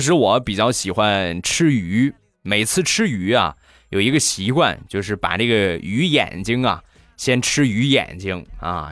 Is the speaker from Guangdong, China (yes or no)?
no; Rizhao, Shandong, China; 我家乡的特产，日照绿茶